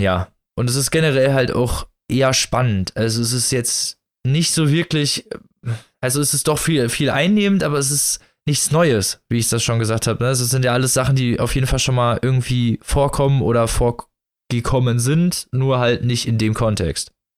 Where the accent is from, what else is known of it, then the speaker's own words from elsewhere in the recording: Germany; als Deutscher